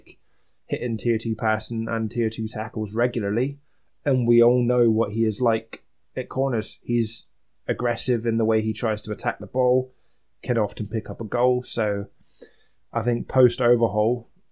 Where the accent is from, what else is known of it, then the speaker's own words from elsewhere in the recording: Scotland, United Kingdom; being Scottish